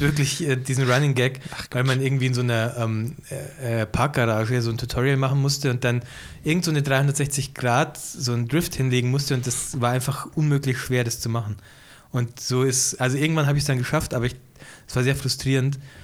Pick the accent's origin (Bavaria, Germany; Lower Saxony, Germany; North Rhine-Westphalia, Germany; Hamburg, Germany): Bavaria, Germany; Ingolstadt; moved away; Bei uns gibt es den PC-Spezialist auch nicht mehr in Ingolstadt